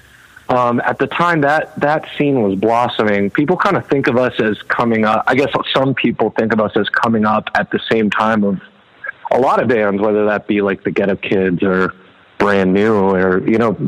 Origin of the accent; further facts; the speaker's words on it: Los Angeles, California, United States; also born or lived in New York City; I grew up